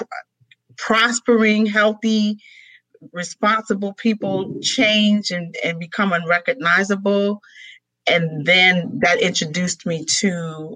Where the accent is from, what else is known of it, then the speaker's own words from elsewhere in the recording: New York City, New York, United States; I was raised in New York City during the heart of the crack epidemic